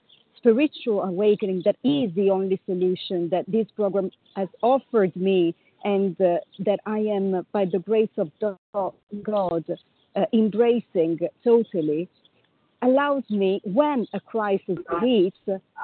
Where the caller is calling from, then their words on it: Paris, Île-de-France, France; I'm calling from Paris.